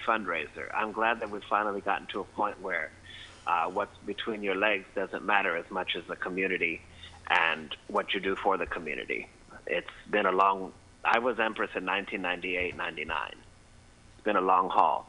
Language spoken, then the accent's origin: English; Miami, Florida, United States; moved away as an adult; now in San Francisco, United States; I'm Cuban, born and raised in Miami